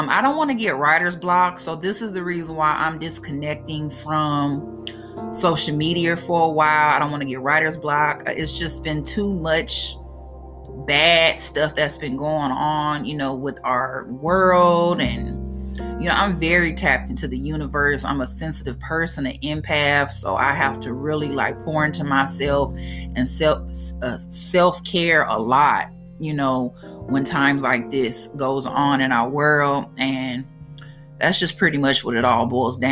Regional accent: Brookhaven, Mississippi, United States; accent: country; now in Bakersfield, United States; I am from Mississippi. That's where I was raised. I was not born there

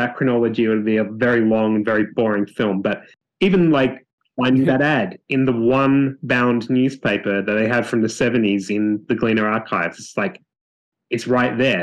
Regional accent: Australia; born or raised there; moved away

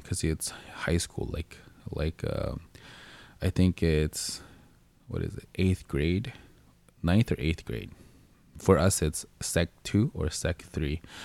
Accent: Montreal, Quebec, Canada; also born or lived in Philippines; I grew up in Montreal.

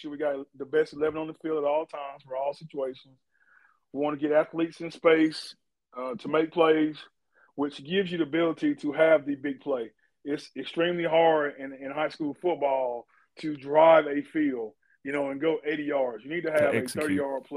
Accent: Gaffney, South Carolina, United States; we were raised in Gaffney

